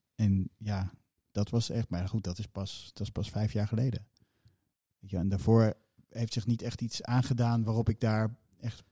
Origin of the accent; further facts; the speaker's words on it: Amersfoort, Utrecht, Netherlands; ik ben in Amersfoort opgegroeid